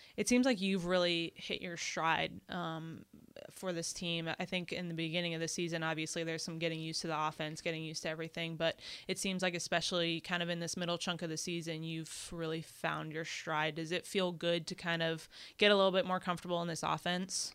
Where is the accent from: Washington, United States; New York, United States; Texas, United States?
Texas, United States; now in New Orleans, United States; I'm from Texas